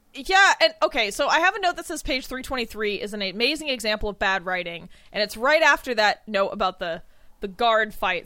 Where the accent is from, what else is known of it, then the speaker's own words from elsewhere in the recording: United States; I'm American